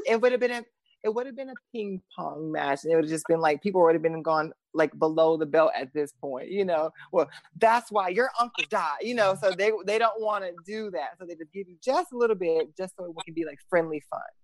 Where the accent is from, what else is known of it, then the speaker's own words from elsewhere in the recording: the South, United States; I'm from the South